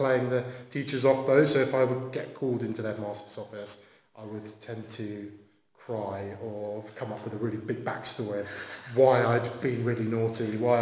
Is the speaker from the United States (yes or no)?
no; Southampton, South East England, United Kingdom; I'm from Southampton